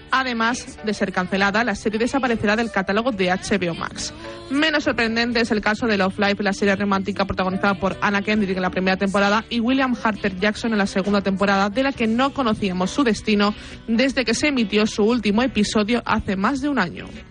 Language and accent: Spanish; Spain